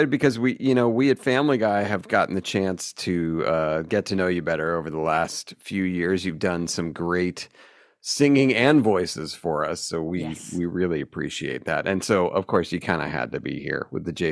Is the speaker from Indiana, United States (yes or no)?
no; Glenview, Illinois, United States; I'm from I'm from Glenview actually.